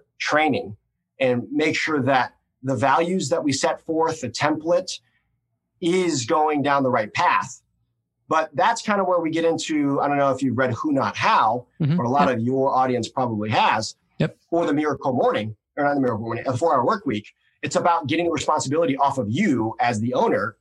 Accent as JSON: {"language": "English", "region": "Missouri", "country": "United States", "said": "I'm a hick from Missouri"}